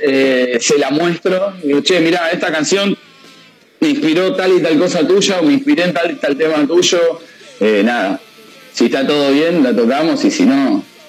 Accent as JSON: {"language": "Spanish", "town": "Hurlingham", "region": "Buenos Aires Province", "country": "Argentina", "said": "somos los cuatro de Hurlingham"}